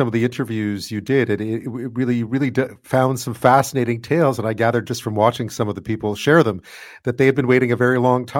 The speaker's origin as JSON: {"language": "English", "town": "Montreal", "region": "Quebec", "country": "Canada", "tie": "born or raised there", "said": "I grew up in Montreal."}